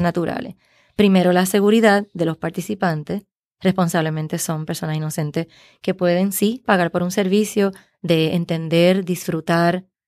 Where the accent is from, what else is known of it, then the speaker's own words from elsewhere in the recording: Puerto Rico; como puertorriqueños